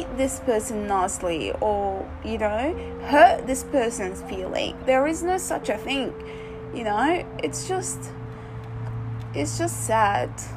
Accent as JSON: {"language": "English", "country": "Iraq", "tie": "born or raised there", "also_born_or_lived": "Lebanon", "moved": "yes", "lives_now": "Australia", "said": "being a girl and growing up in Iraq"}